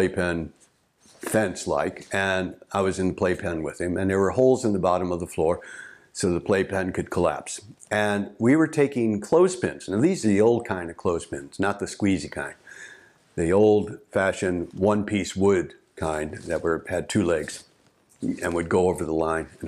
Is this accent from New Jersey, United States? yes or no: no; St. Louis, Missouri, United States; where I grew up in St. Louis.